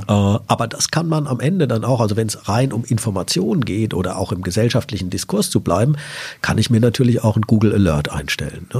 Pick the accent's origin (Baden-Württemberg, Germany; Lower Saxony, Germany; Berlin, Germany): Lower Saxony, Germany; Salzgitter; Sie sehen, ich komme aus Salzgitter